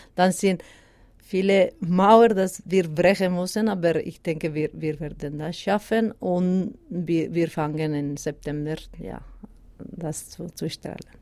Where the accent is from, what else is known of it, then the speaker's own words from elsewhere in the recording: Basque Country, Spain; first language Basque; German is a second language; moved away as an adult; now in Switzerland; Baskisch, meine Muttersprache